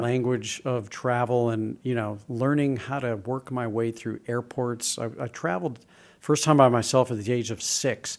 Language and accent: English; St. Louis, Missouri, United States; I grew up in Saint Louis, and my dad was a travel agent